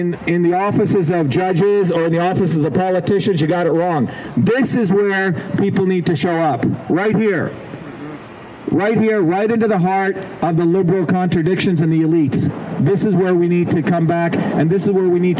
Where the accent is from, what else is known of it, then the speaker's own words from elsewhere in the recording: India; now in United States; I grew up in India